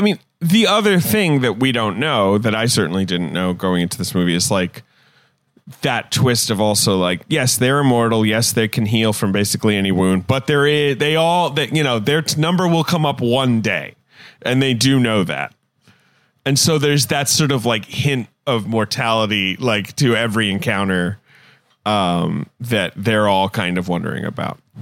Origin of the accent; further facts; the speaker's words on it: London, United Kingdom; moved away; also born or lived in United States; I grew up in London